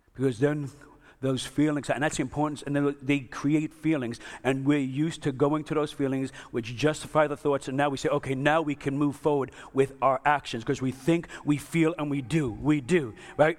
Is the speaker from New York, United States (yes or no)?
yes; New York, United States; I'm from New York